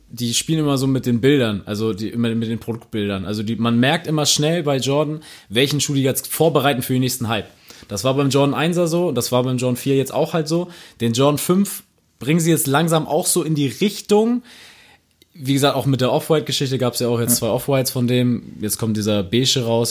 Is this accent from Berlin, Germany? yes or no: no; Buxtehude, Lower Saxony, Germany; Ich komme aus Buxtehude